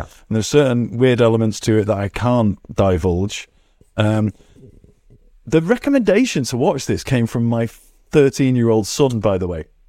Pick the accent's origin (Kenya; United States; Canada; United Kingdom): United Kingdom; England; I'm English